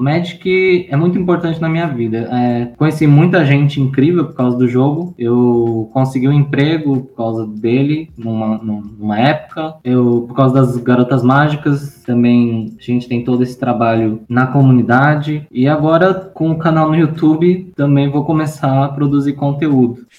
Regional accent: São Paulo, Brazil; Eu sou nascida aqui em São Paulo, atualmente moro aqui em São Paulo também, São Paulo capital

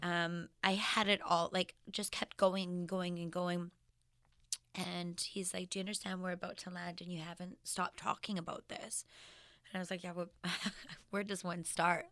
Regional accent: Regina, Saskatchewan, Canada; I was born in Regina, Saskatchewan

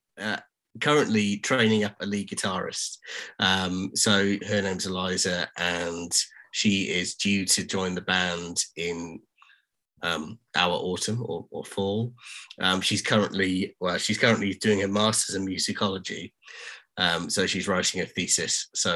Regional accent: Cardiff, Wales, United Kingdom; now in Newcastle, United Kingdom; I'm not originally from Newcastle, so I moved up from Cardiff in Wales.

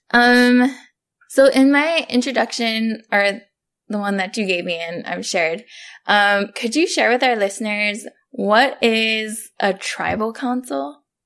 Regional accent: Oahu, Hawaii, United States; now in Texas, United States; I come from Papukulo, Oahu

